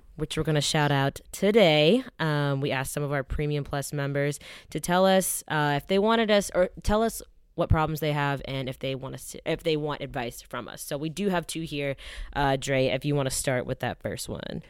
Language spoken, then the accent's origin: English; Atlanta, Georgia, United States; moved away as an adult; also born or lived in Ann Arbor, Michigan / New York / Los Angeles; I'm from Atlanta